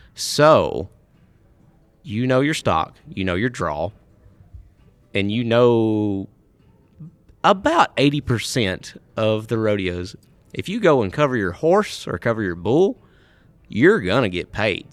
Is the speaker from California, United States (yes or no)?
no; Mississippi, United States; I'm from Mississippi.